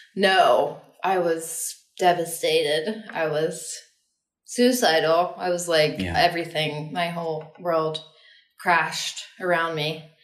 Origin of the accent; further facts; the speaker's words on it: Austin, Texas, United States; I grew up in Austin, Texas.